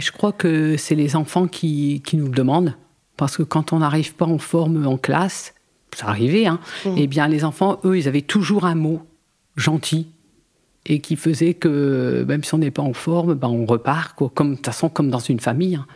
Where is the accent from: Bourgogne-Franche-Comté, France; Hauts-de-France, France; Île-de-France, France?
Hauts-de-France, France; Arras; moved away as an adult; also born or lived in Côte d'Opale / Calais / Boulogne-sur-Mer; suis née sur Arras